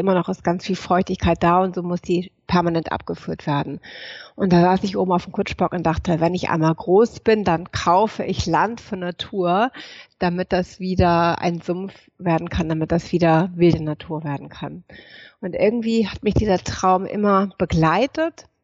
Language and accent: German; Hamburg, Germany; so, woher komme ich? Ich komme aus Hamburg, aus Norddeutschland. Ich komme aus einer alten Seefahrerfamilie.